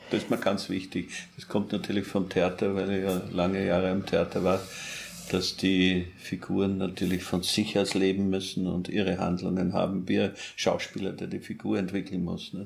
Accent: Austria; also born or lived in Paris, France; ich als Österreicher

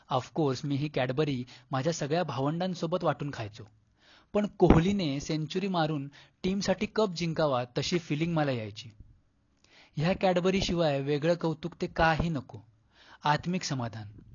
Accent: Mumbai, Maharashtra, India; born or raised there; also born or lived in Konkan

